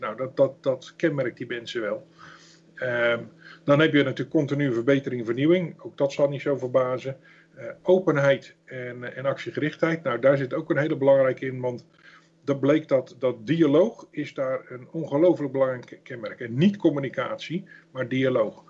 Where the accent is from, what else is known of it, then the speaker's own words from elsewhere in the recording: Netherlands; Zeker als Hollanders